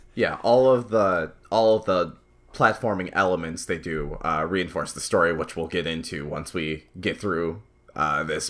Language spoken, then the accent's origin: English; United States; as an American, as an American millennial